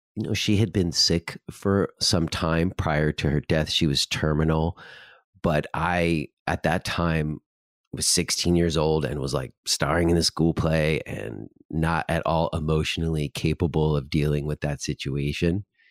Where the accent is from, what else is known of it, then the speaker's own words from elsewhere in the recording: New York, United States; I was from New York